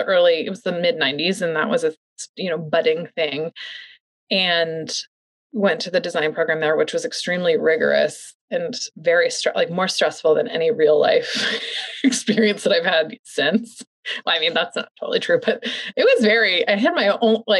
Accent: St. Louis, Missouri, United States; moved away as an adult; I'm from the Midwest, from St. Louis

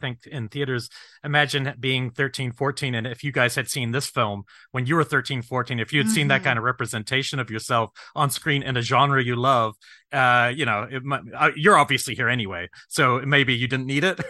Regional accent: New Zealand; moved away; I grew up in New Zealand

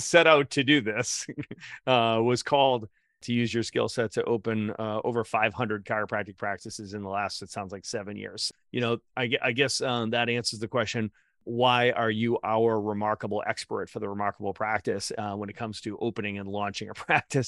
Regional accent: Boston, Massachusetts, United States; also born or lived in Atlanta; I'm from Boston

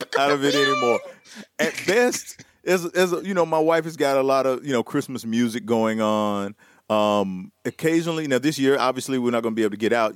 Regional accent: Tennessee, United States; I am from Tennessee

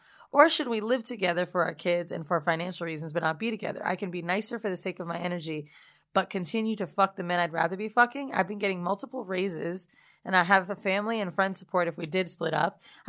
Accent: Bronx, New York, United States; now in Arizona, United States; I'm from the Bronx, but currently live in Arizona.

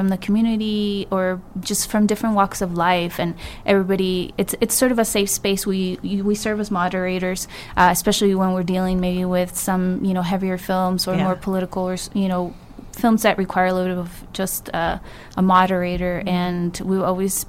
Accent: California, United States; growing up in California

